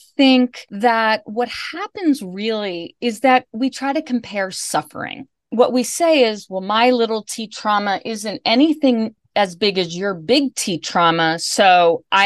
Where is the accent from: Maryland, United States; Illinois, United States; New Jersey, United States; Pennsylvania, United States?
Maryland, United States; Bethesda; also born or lived in Washington, D.C.; I was born and raised in Bethesda and went to high school in D.C.